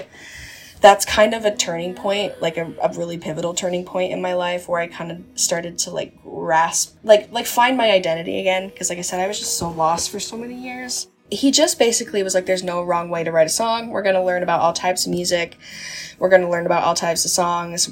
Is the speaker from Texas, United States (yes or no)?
no; Utah, United States; I'm an artist from Utah. I was born and raised in Utah. I live just outside of Salt Lake right now.